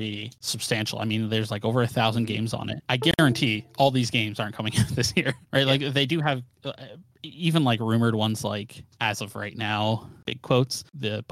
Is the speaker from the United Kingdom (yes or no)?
no; Canada; I am a Canadian.